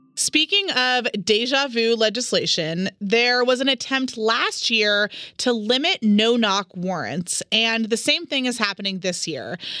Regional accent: California, United States; now in Utah, United States; as a Californian

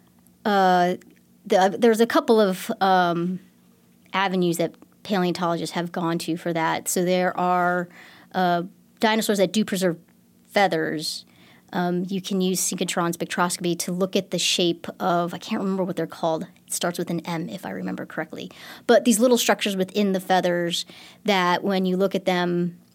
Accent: Texas Hill Country, United States; growing up in the Texas Hill Country, I used to always go rock hounding

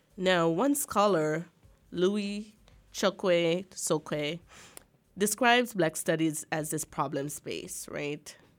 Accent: Jamaica; now in Arkansas, United States; I think of myself as an Akan, as a Jamaican

